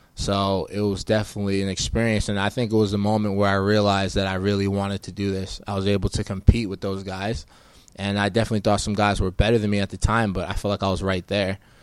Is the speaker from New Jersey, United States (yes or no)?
yes; West Orange, New Jersey, United States; moved away as an adult; also born or lived in Providence, Rhode Island; now in Arizona, United States; I grew up in Northern Jersey, uh, in West Orange.